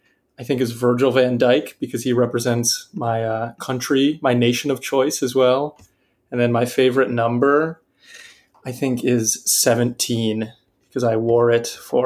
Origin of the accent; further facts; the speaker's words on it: Wisconsin, United States; also born or lived in Chicago; now in Paris, France; I was a philosophy major. I'm from Wisconsin, Transport Chicago. I'm calling from Paris right now.